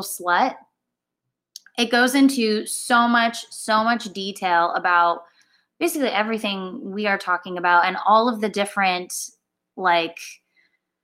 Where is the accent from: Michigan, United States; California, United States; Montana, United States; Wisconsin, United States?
California, United States; Orange County; moved away as an adult; now in Los Angeles, United States; I am from Orange County, born and raised. Lived there my whole life